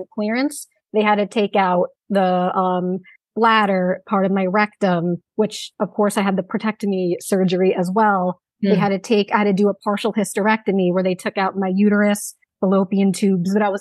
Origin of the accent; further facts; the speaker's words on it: New Jersey, United States; I'm from New Jersey